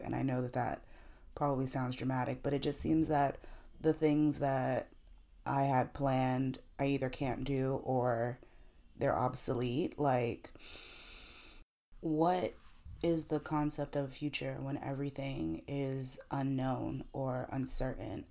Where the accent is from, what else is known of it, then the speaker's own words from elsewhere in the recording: South Carolina, United States; now in New York, United States; we told her we're from South Carolina.